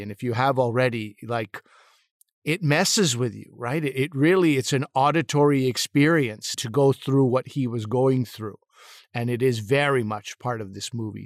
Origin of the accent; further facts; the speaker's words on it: Montreal, Quebec, Canada; I grew up in Montreal